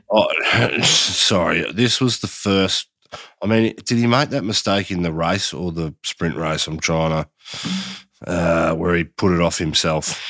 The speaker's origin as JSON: {"language": "English", "country": "Australia", "said": "I, as an Aussie"}